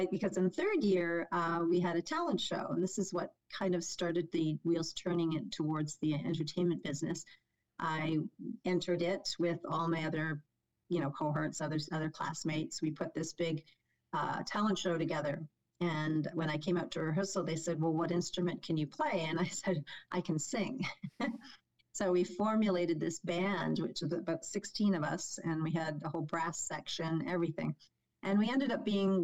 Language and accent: English; Toronto, Ontario, Canada; born and raised in North York with my parents and two siblings